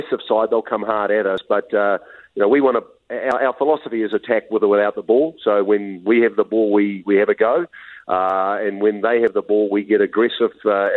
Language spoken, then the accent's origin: English; New Zealand; now in Utah, United States; I'm from New Zealand, we get a little bit of it